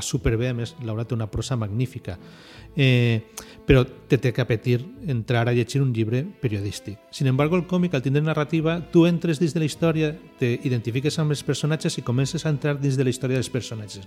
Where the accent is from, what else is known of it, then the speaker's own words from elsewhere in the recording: Valencian Community, Spain; som els valencians